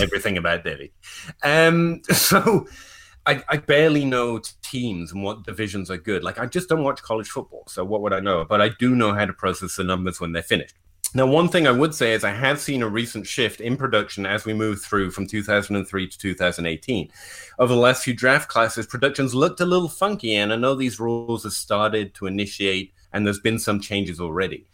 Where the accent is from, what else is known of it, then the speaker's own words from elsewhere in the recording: England, United Kingdom; I'm English